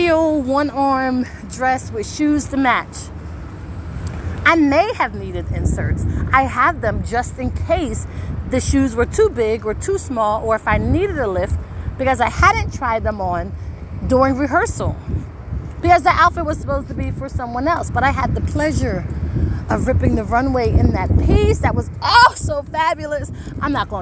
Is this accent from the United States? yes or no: yes; Wilmington, Delaware, United States; I am from Wilmington, Delaware